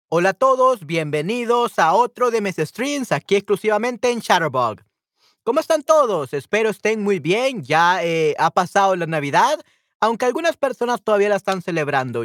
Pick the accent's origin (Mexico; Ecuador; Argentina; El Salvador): El Salvador; accent: Salvadoran Spanish; mi español, de mi dialecto como salvadoreño